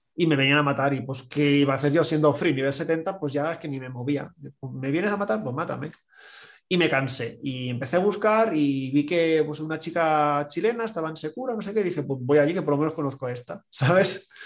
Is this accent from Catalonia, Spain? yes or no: yes; Catalonia, Spain; como buen catalán